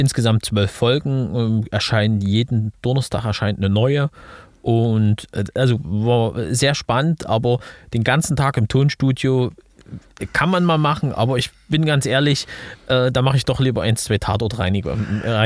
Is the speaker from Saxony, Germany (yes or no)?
yes; Leipzig, Saxony, Germany; in meiner Heimatstadt in Leipzig.